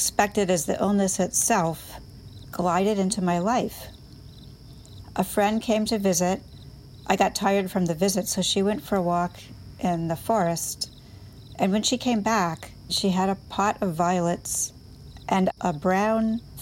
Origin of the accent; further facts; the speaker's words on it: Maine, United States; I landed back in my home state of Maine